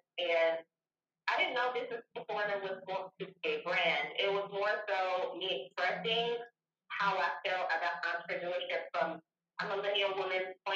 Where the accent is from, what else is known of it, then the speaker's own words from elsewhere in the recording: Louisiana, United States; I'm originally from Louisiana.